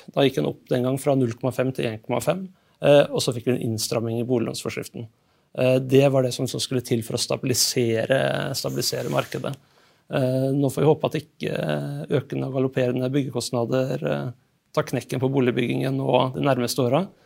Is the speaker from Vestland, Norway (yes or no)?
no; Fredrikstad, Østfold, Norway; also born or lived in Oslo; Selv så flytta jeg fra Oslo til Fredrikstad for to år siden. Og jeg er fra Fredrikstad opprinnelig.